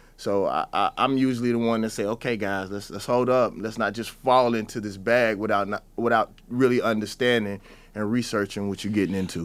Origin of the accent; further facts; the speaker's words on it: the South, United States; I was always taught as a Southerner